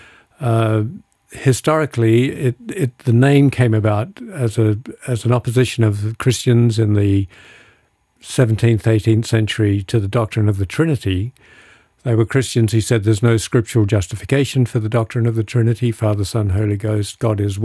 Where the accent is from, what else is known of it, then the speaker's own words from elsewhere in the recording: Adelaide, South Australia, Australia; moved away as an adult; also born or lived in United States / United Kingdom; now in California, United States; I was a very naive suburban kid growing up in Adelaide